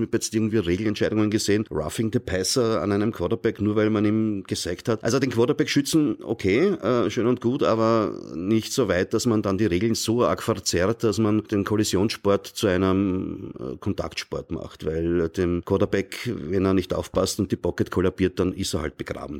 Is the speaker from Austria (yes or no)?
yes; Austria; ich sehe das als Österreicher, ja, äh, und nicht als Amerikaner.